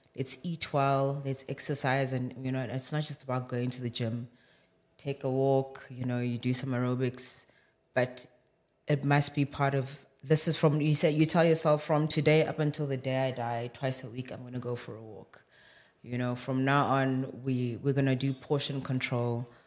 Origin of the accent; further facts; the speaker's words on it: Johannesburg, Gauteng, South Africa; born and bred in Johannesburg, but, yeah, roots are in Limpopo